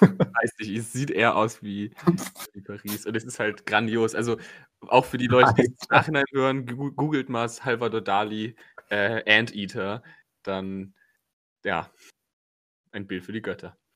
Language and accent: German; Cologne, North Rhine-Westphalia, Germany; diesen furchtbaren Sportplatz in Köln, Kreuzgasse, im Grüngürtel